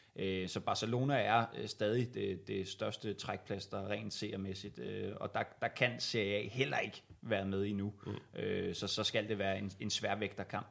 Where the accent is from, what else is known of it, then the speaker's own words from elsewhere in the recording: Viby, Zealand, Denmark; i Viby, øh, Sjælland, hvor, hvor jeg er fra